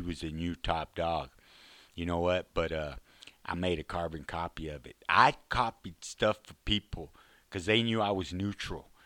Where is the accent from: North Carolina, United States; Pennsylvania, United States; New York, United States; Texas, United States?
Texas, United States; Fort Worth; I grew up in Fort Worth